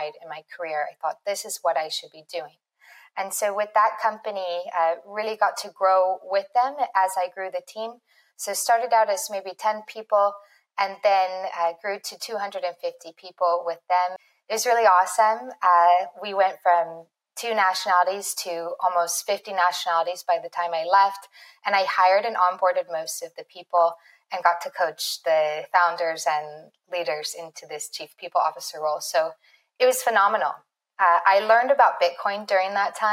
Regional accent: Northern California, United States; moved away as an adult; also born or lived in San Francisco; I'm from Northern California, grew up in a small mountain town

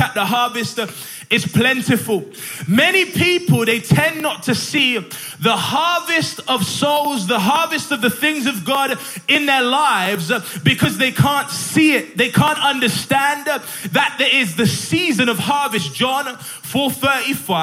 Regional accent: Sheffield, Yorkshire and the Humber, United Kingdom; now in Barnsley, United Kingdom; I'm pastoring in Barnsley at the moment, but I'm from Sheffield

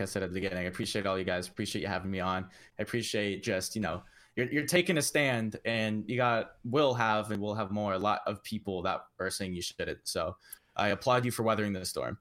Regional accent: Canada

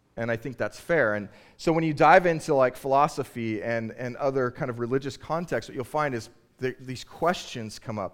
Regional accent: Southern California, United States; now in Boston, United States; I'm originally from California, Southern California

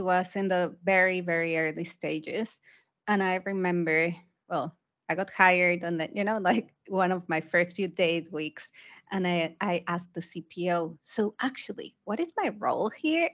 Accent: Mexico; moved away as an adult; also born or lived in United Kingdom / Asia; I'm originally from Mexico, so I started my career in a Mexican development bank.

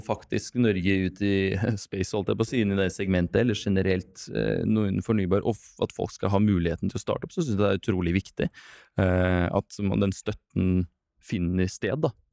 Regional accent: Russia; Norwegian is a second language; Jeg kommer fra Russland.

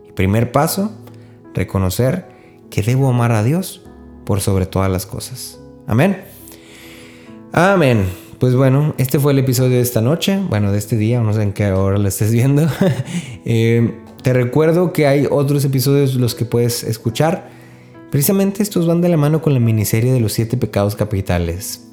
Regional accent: northern Mexico, Mexico; soy norteño

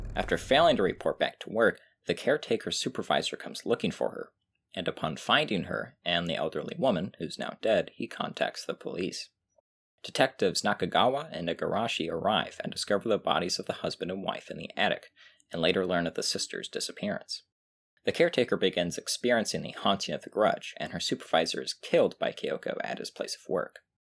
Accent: United States; we're American

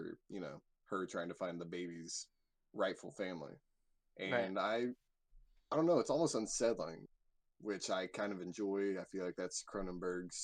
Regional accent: United States; growing up in America

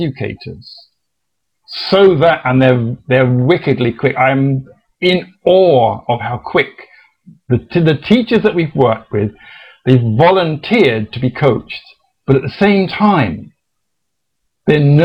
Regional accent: England, United Kingdom; being an Englishman

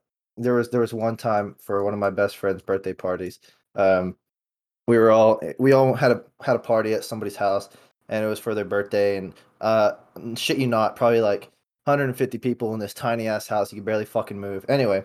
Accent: Dallas, Texas, United States; And what's weird is I come from Dallas, right?

